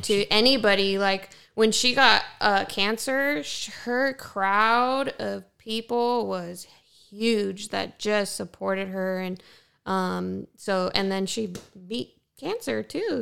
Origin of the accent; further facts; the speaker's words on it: Ontario, California, United States; I grew up in Ontario as a white girl